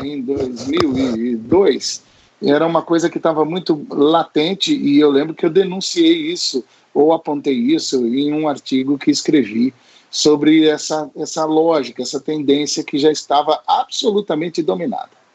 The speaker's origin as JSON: {"language": "Portuguese", "town": "Santo André", "region": "São Paulo", "country": "Brazil", "tie": "born or raised there", "said": "Eu nasci, eu nasci em Santo André, pessoal, na cidade de Santo André, no segundo subdistrito, e vivi, enfim, a minha história e vida de formação acadêmica"}